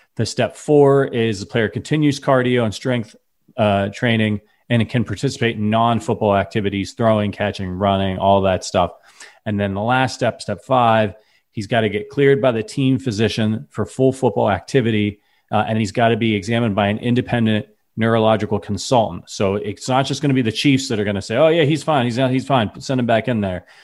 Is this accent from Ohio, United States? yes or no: yes; Northeast Ohio, United States; I'm from Northeast Ohio, I watch all the Browns games.